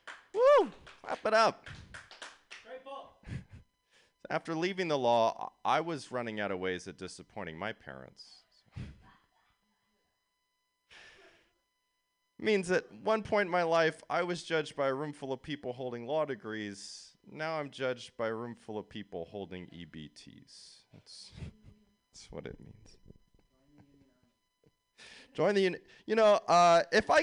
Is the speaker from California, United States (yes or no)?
yes; San Jose, California, United States; I'm from San Jose. I did a year at USF. These are my stomping grounds.